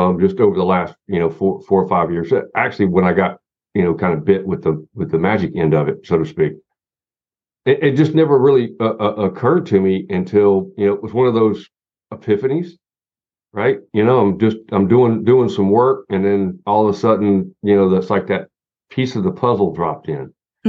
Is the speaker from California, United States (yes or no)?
no; Southern Appalachia, Western North Carolina, United States; I'm from Southern Appalachia. I'm from Western North Carolina